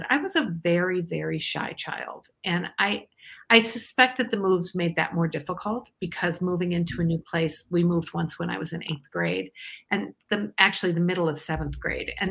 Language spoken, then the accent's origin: English; Iowa, United States; Um, I'm actually from Iowa originally.